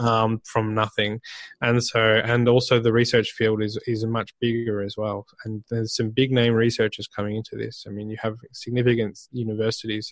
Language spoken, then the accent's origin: English; Australia; I'm Australian